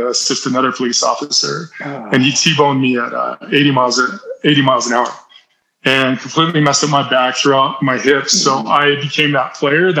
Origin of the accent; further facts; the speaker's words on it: Salt Lake City, Utah, United States; in the society I grew up in East Salt Lake City, I dealt with a lot of racism